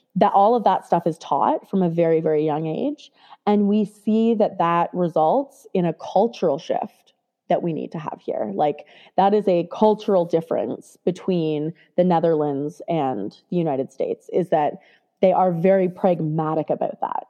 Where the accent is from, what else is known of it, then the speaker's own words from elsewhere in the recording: Canada; I grew up in Canada